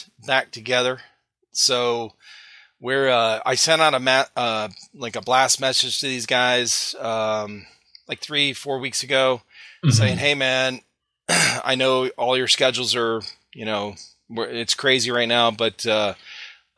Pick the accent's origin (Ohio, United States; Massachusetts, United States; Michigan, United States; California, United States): Ohio, United States; Cleveland; moved away; we're originally from Cleveland, Ohio